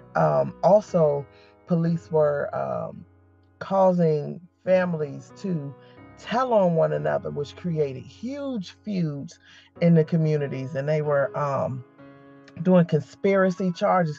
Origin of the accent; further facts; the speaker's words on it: Newport News, Virginia, United States; I am from Newport News, Virginia. Born and raised.